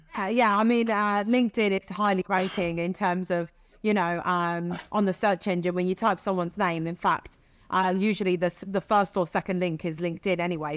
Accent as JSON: {"language": "English", "region": "Sicily", "country": "Italy", "also_born_or_lived": "Siena", "moved": "yes", "said": "I'm from Sicily"}